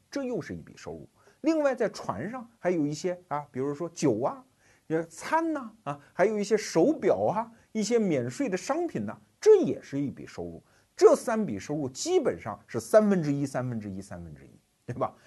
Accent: China; 尤其是我们中国人，从三十多年改革开放过来的人

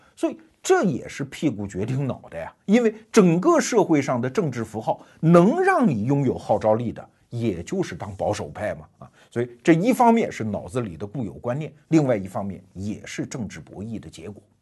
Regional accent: Anhui, China; 我们安徽人

